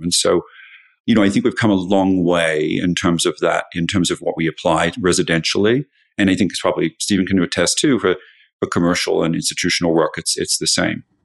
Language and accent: English; Australia; moved away as an adult; now in United States; I grew up in Australia and I moved to the U S for love that didn't work out